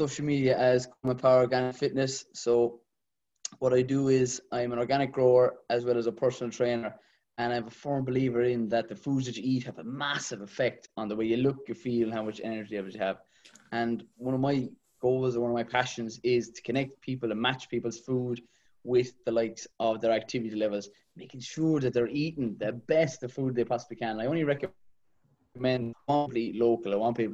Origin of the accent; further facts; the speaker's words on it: Kilmeaden, Munster, Ireland; I'm from Kilmeaden originally, not too far from the cheese factory. Yeah, about 15 minutes from the city there.